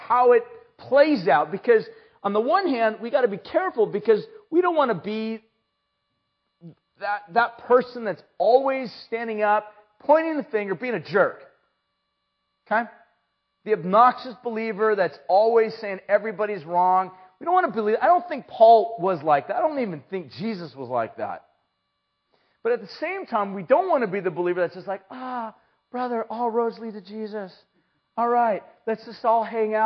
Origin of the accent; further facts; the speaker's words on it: San Luis Obispo, California, United States; from, California and, San Luis